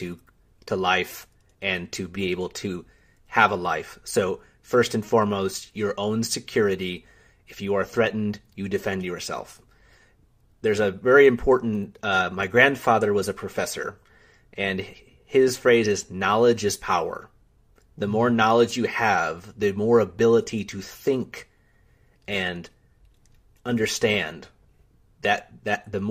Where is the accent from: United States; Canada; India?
United States; as an American